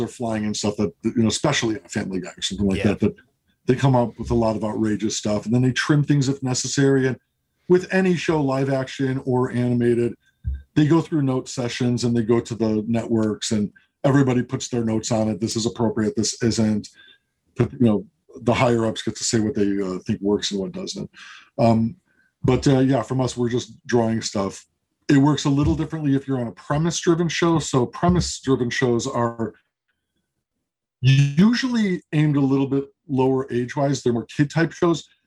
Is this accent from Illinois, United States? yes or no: yes; Chicago, Illinois, United States; moved away; I'm from Chicago originally.